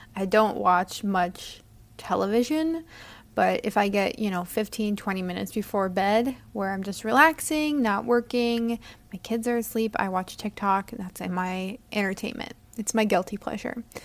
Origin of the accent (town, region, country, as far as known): United States